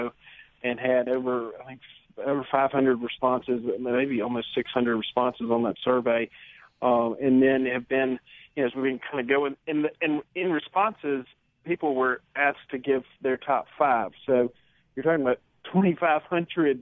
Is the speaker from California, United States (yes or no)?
no; Starkville, Mississippi, United States; I grew up in the Starkville area